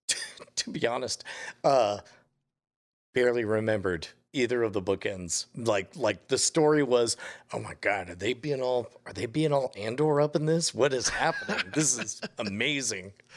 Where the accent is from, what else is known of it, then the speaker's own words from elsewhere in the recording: United States; as an American